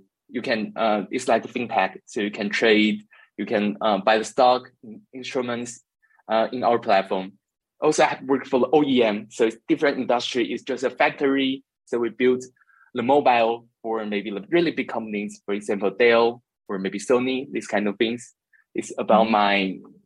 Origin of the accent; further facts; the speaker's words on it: Taiwan; now in Berlin, Germany; I come from Taiwan and currently live in Berlin, Germany